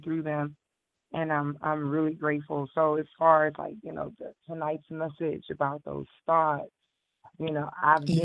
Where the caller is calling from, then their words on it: Houston, Texas, United States; I am calling from Houston, Texas.